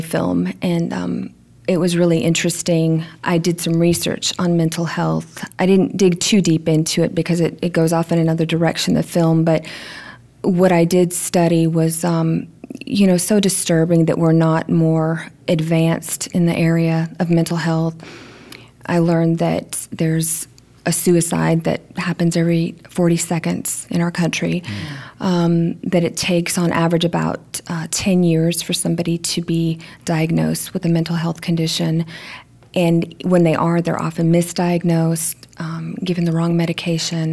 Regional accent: Georgia, United States; moved away as an adult; also born or lived in New Mexico / New York; I was born in New Mexico, raised in Georgia

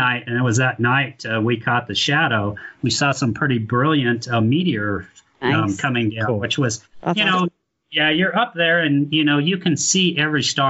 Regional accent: Ogden, Utah, United States; I was born and raised in Ogden, graduated from Bonneville High School

